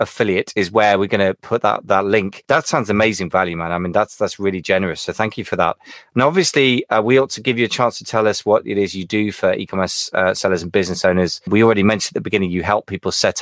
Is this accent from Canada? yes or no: no; United Kingdom; I'm British